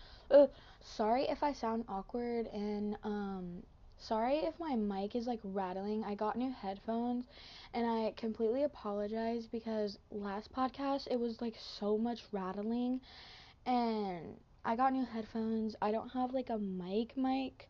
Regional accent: Washington, United States; I'm from Washington.

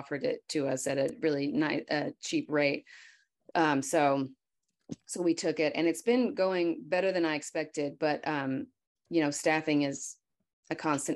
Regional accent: Paris, Texas, United States; 17 years ago, we moved back to my hometown, which is Paris

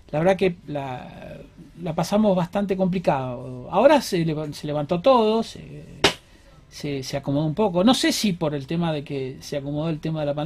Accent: Rosario, Santa Fe, Argentina; me recibí en la UNR.

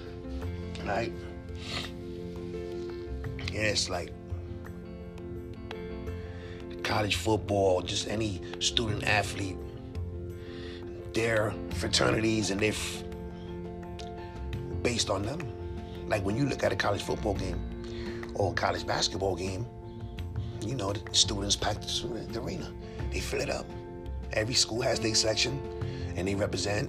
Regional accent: New York, United States; as a New Yorker, as a sports fan

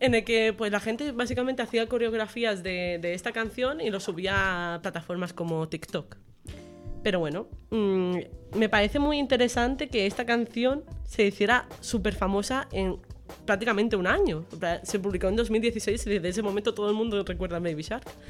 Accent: Menorca, Balearic Islands, Spain; moved away as an adult; also born or lived in Extremadura; now in Badajoz, Spain; yo soy de Menorca. Y un dato curioso es que yo vine a Extremadura

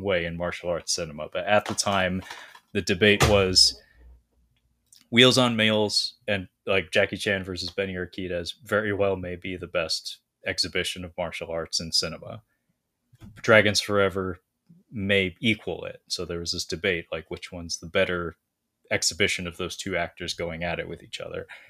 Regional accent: Washington, United States; from Aberdeen, Washington, uh, not my hometown, but my home state

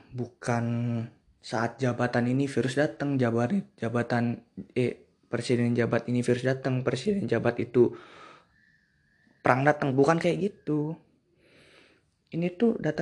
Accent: Bali, Indonesia; gue juga dari Bali

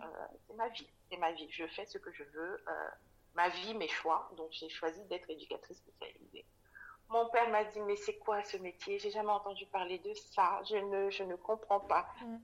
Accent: Cameroon; moved away as an adult; also born or lived in Dakar, Senegal; je suis née euh, et j'ai grandi au Cameroun. J'ai quitté le Cameroun après mon bac à, 19 ans

